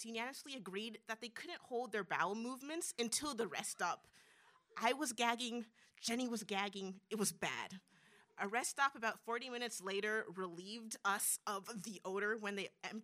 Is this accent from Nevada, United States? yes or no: yes; Las Vegas, Nevada, United States; I'm from Vegas.